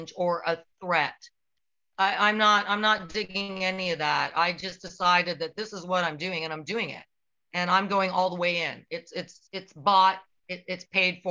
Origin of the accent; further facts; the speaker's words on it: Canada; I'm Canadian